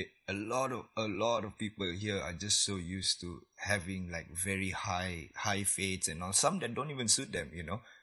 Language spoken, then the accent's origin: English; Labuan, Malaysia; I'm from Labuan